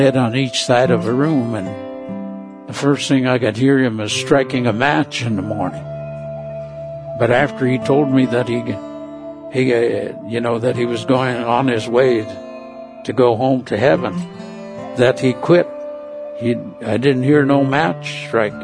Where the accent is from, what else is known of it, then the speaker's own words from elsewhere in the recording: Cordova, Alaska, United States; I was raised in Cordova, Alaska.